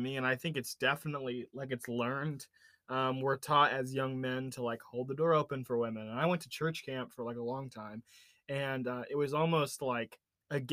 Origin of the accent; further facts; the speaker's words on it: Indiana, United States; Sam and I grew up in Indiana